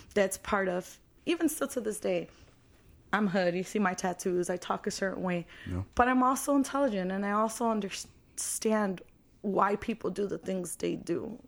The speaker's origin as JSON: {"language": "English", "town": "Chicago", "region": "Illinois", "country": "United States", "tie": "born or raised there", "said": "I'm from Chicago, born and raised."}